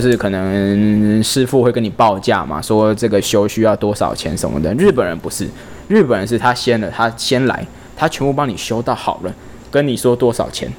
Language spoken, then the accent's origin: Chinese; Taiwan; 我们台湾人再怎么样，我们看得懂汉字